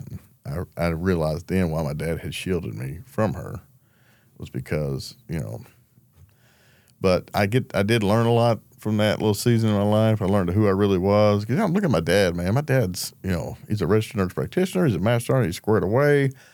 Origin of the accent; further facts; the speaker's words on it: Gravel Ridge, Arkansas, United States; I'm from Grab Ridge, Arkansas. It's a small town right outside of Little Rock